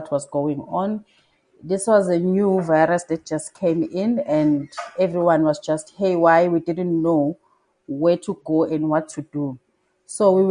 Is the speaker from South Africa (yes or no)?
yes; Durban, KwaZulu-Natal, South Africa; also born or lived in Northern Zululand; I am originally from Durban